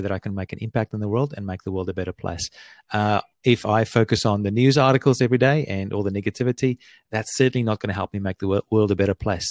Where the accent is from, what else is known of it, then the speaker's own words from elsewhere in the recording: Australia; I live here on, on the east coast of Australia